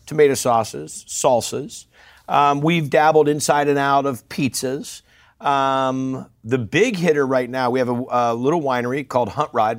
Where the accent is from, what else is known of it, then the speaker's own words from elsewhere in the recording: Northern California, United States; I'm a guy from Northern California